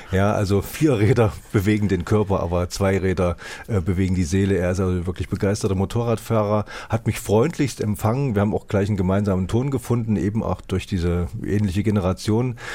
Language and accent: German; East Germany, Germany; ich komme auch aus dem Osten